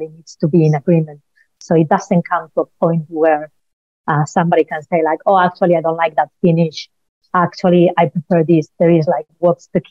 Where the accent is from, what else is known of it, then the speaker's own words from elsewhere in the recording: Spain; now in United Kingdom; I'm originally from Spain, as surely you can tell from my accent